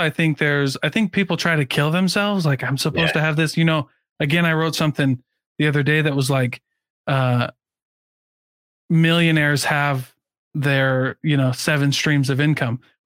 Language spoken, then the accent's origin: English; Midwest, United States; I grew up in the Midwest